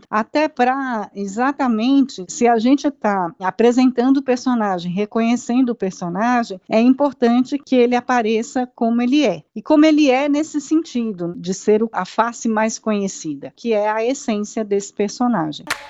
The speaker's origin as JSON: {"language": "Portuguese", "country": "Brazil", "said": "A gente precisa se, se conectar enquanto povo brasileiro"}